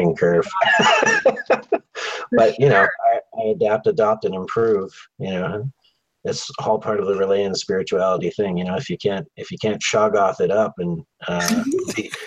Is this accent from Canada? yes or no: yes; Canada; also born or lived in Victoria, British Columbia; I'm Canadian.